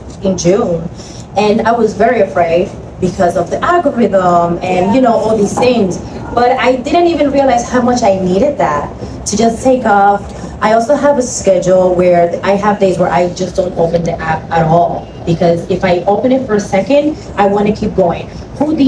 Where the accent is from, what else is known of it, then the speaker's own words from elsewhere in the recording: Dominican Republic; I'm from the Dominican Republic, and every Sunday my family and I get together and we go to the beach